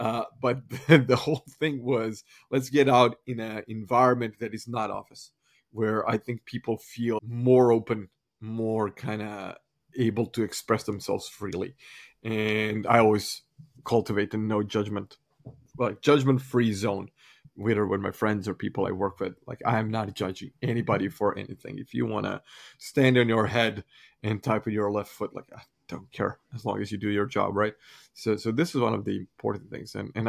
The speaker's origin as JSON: {"language": "English", "country": "Croatia", "said": "because I come from Croatian coffee culture, I would grab my team and take them out for coffee."}